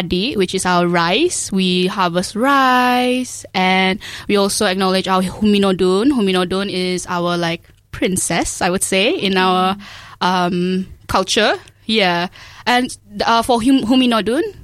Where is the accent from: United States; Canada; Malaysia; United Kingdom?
Malaysia; Sabah; moved away as an adult; now in Dunedin, New Zealand; I was born and raised in Sabah, Malaysia.